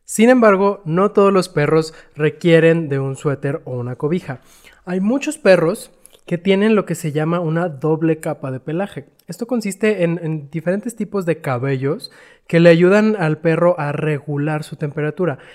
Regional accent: Chihuahua, Mexico; moved away; yo soy de Chihuahua y allá en Chihuahua pues todos tenemos calefacción

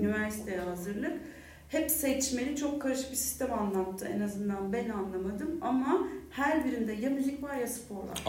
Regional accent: Turkey; moved away as an adult; now in Vienna, Austria; bir Türk olarak

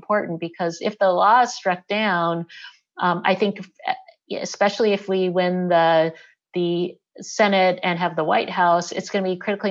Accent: Selma, Alabama, United States; moved away; I was born in Selma, Alabama

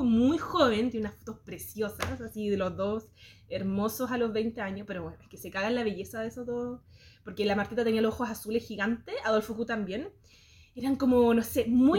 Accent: Santiago, Santiago Metropolitan Region, Chile; soy muy santiaguina. Em, crecí acá en Santiago

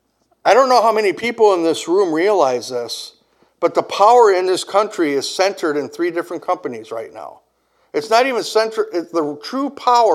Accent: Kenosha, Wisconsin, United States; my hometown

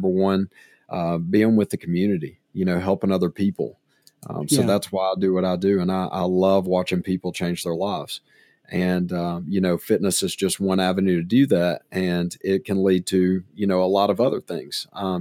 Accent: Decatur, Alabama, United States; now in Tuscaloosa, United States; born and raised in the Decatur-Coleman area

